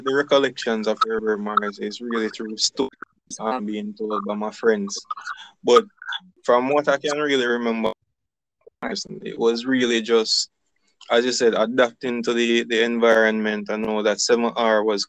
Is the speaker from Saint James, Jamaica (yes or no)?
yes; Salt Spring, Saint James, Jamaica; also born or lived in Mount Carey, St. James; I really grew up in South Spring.